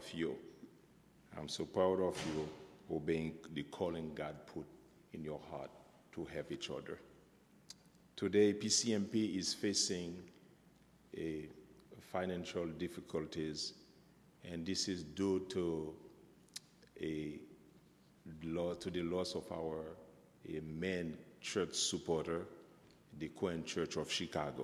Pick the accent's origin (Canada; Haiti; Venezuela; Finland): Haiti; I'm from Haiti